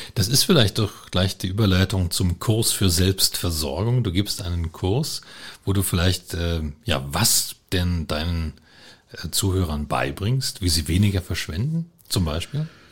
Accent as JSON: {"language": "German", "country": "Germany", "tie": "born or raised there", "said": "Ich bin also aufgewachsen in der DDR."}